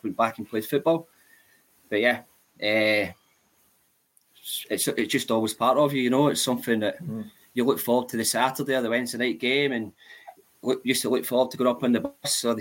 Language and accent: English; Paisley, Scotland, United Kingdom; I'm originally from Paisley